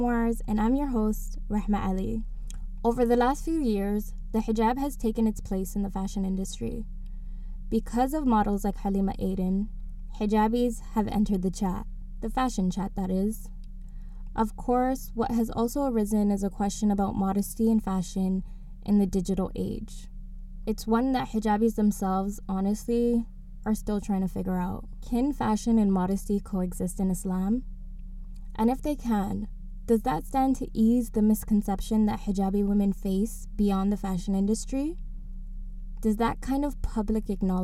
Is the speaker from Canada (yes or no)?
yes; Toronto, Ontario, Canada; Growing up in Toronto